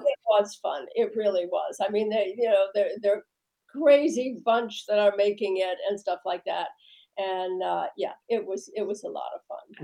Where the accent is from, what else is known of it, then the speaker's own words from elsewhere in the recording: Midwest, United States; I'm from the Midwest